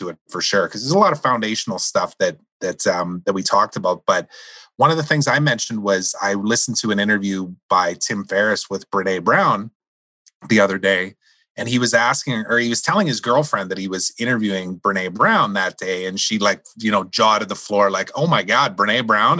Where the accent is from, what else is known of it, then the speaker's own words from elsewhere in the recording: Saskatchewan, Canada; you and I grew up in Saskatchewan